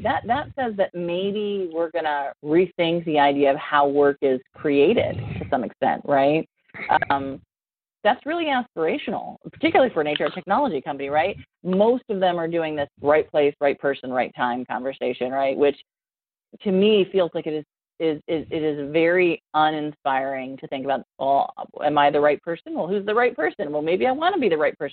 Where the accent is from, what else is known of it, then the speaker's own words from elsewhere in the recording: Ohio, United States; my poor home state